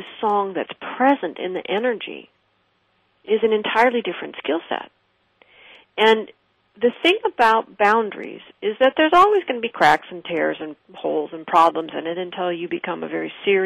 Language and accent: English; West Coast, United States; I did not grow up in New York. I grew up on the West Coast